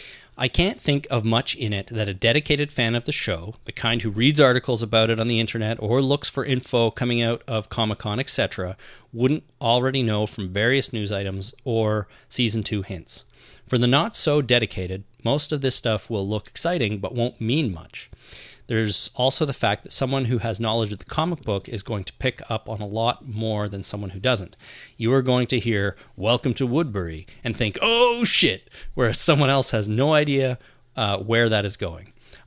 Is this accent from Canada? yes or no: yes; Canada; We're Canadian, we're different.